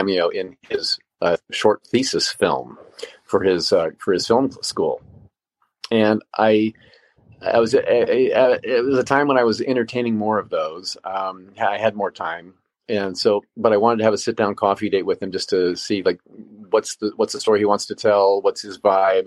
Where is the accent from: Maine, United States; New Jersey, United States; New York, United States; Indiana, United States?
Indiana, United States; now in Los Angeles, United States; Indiana, and that's my home state. That's where I come from